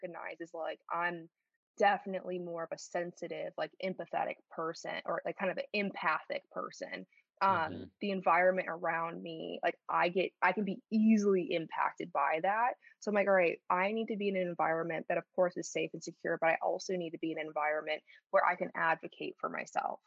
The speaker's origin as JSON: {"language": "English", "town": "Schaumburg", "region": "Illinois", "country": "United States", "tie": "born or raised there", "also_born_or_lived": "Chicago, United States / Paris, France", "accent": "Chicago", "moved": "as an adult", "said": "I grew up in a suburb of Chicago called Schaumburg, Illinois"}